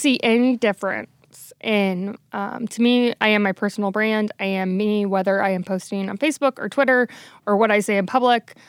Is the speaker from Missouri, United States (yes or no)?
yes; St. Louis, Missouri, United States; moved away as an adult; also born or lived in New Orleans; I knew I wanted to move back to Saint Louis, which is my hometown